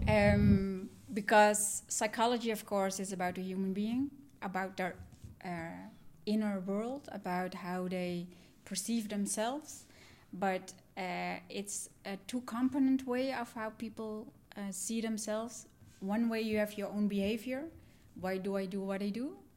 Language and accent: English; Netherlands; also born or lived in Sri Lanka; I'm adopted from Sri Lanka. I was three years old when I came to the Netherlands. And I grew up in a Dutch family